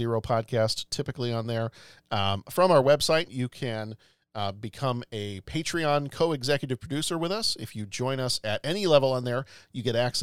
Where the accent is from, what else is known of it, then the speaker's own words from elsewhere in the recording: London, United Kingdom; moved away; where I lived, where I went to school